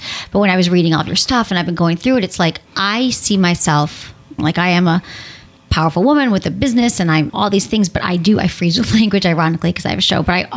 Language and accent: English; Midwest, United States; I'm from the Midwest, I'm a woman.